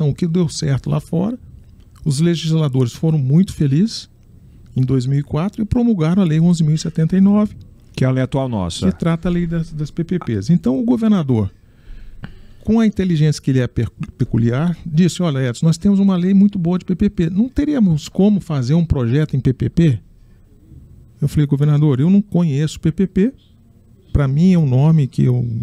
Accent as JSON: {"language": "Portuguese", "region": "Minas Gerais", "country": "Brazil", "tie": "born there", "said": "eu, eu nasci em Minas Gerais e eu, em função da minha mãe, que era professora primária"}